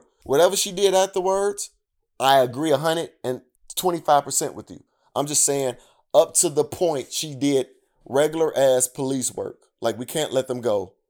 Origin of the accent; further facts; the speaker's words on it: Chicago, Illinois, United States; I grew up on the South Side of Chicago around nothing but black people.